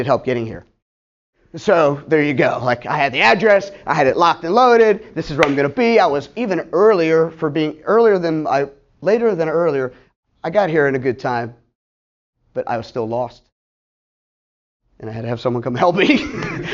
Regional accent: Pittsburgh, Pennsylvania, United States; moved away as an adult; also born or lived in Ohio; now in Tampa, United States; I'm from Pittsburgh, by the way, being with my family in high school, living there

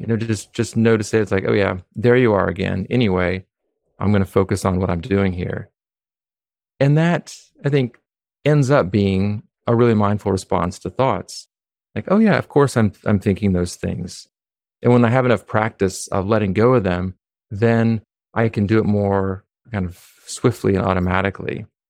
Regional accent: Humboldt County, California, United States; now in Philadelphia, United States; I was born in California

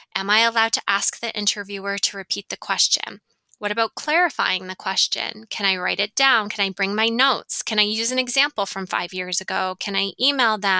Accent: Ontario, Canada; now in Western Canada; I'm from Ontario. Toronto is in Ontario. So I'm from that area.

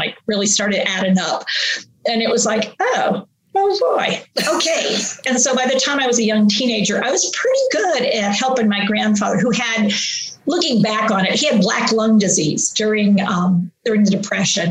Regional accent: West Virginia, United States; moved away; also born or lived in Pittsburgh, Pennsylvania; I grew up in West Virginia

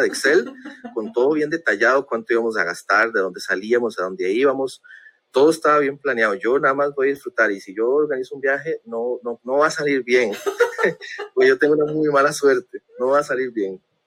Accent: Costa Rica; Como buen tico que soy

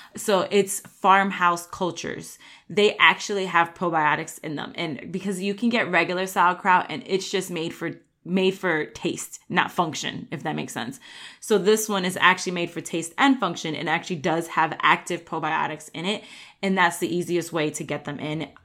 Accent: New York, United States; I grew up in New York

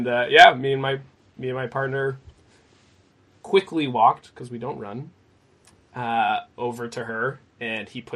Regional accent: Maine, United States; Born and raised in Maine

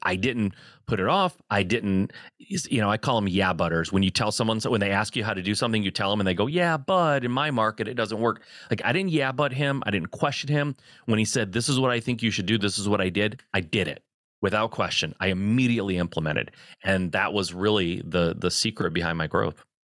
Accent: Michigan, United States; I'm a Midwest guy, I, I born and raised in Michigan

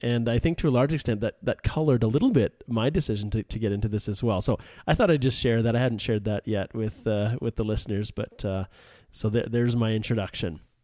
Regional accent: Western Canada, Canada; I'm from Western Canada here

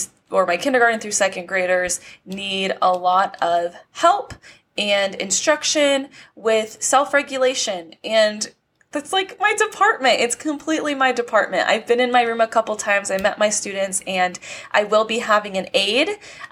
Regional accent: California, United States; now in Nevada, United States; I was born and raised in California, but obviously, you know, the universe had bigger plans for me, and it like pushed me out. It pushed me out into Nevada.

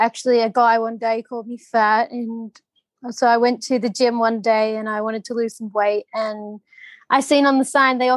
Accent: Australia; moved away as an adult; now in Phuket, Thailand; I grew up doing shows in Australia. We travel Australia. I live in a caravan

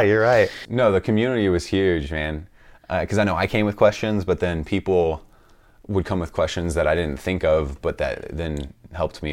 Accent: St. Louis, Missouri, United States; I'm from Saint Louis, Missouri

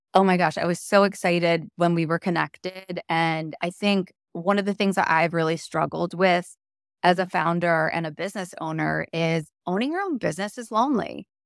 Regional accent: Chicago, Illinois, United States; also born or lived in Wisconsin; now in New York, United States; I grew up in the Chicago suburbs

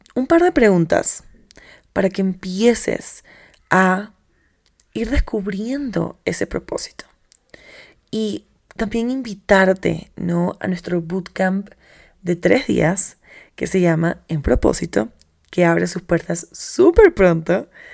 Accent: Bogotá, Colombia; soy bogotana, ya digo marica

